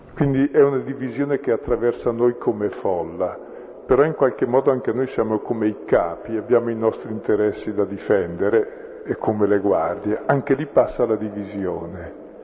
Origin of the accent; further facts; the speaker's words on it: Brescia, Lombardy, Italy; io sono di Brescia